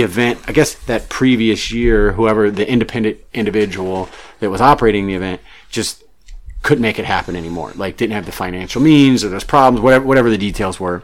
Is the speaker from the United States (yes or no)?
yes; Missouri, United States; moved away as an adult; also born or lived in Charleston, South Carolina; now in Southern California, United States; I grew up in Missouri. I was actually born in Charleston, South Carolina, and grew up in Missouri and moved to Southern California 19 years ago